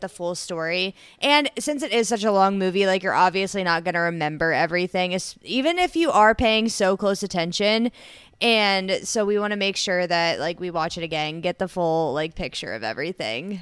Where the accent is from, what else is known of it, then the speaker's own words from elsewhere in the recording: Columbus, Ohio, United States; also born or lived in Bowling Green, Ohio; I grew up around the Columbus, Ohio area